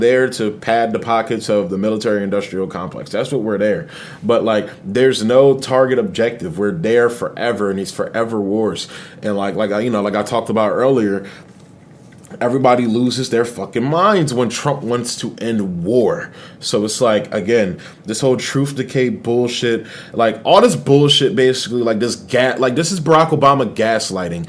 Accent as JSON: {"language": "English", "region": "Delaware", "country": "United States", "said": "I'm somebody from Delaware"}